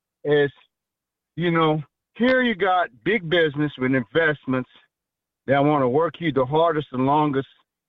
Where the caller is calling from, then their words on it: New Iberia, Louisiana, United States; New Iberia, Louisiana.